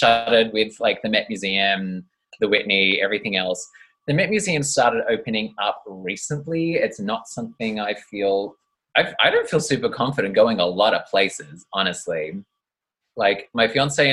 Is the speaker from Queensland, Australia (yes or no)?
no; Traralgon, Victoria, Australia; I grew up in little old Traralgon, which is in Victoria.